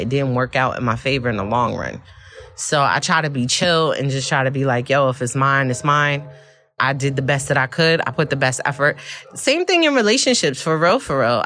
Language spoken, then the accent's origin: English; New York City, New York, United States; I'm from Brooklyn